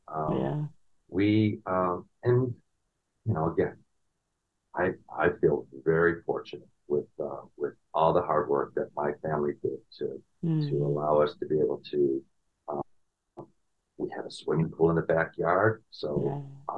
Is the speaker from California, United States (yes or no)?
no; Chicago, Illinois, United States; moved away as an adult; also born or lived in New York; I grew up in the Chicagoland area.